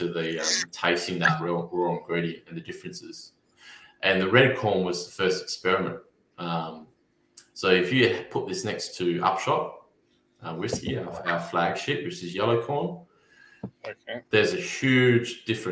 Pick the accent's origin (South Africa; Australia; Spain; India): Australia; Narrogin, Western Australia; towns like Narrogin, where I'm from, or Highbury, or Bruce Rock